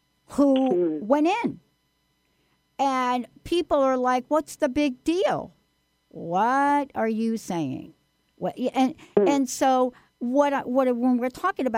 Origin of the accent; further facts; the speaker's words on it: New York, United States; I'm from New York